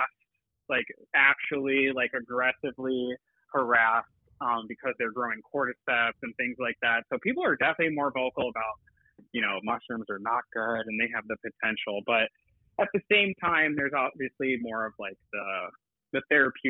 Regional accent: Ohio, United States; now in California, United States; I'm originally from Ohio. I'm not from California

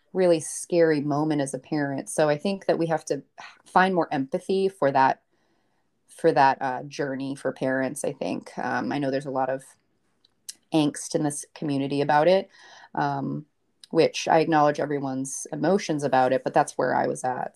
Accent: Maine, United States; I'm from Maine. Um, my dad is from Maine. My mom is actually an immigrant from Bolivia. So I grew up in, like, a bilingual household

